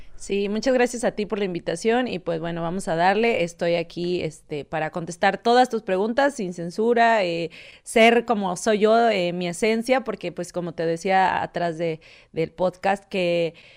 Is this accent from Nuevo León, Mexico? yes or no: yes; Monterrey, Nuevo León, Mexico; soy originaria de Monterrey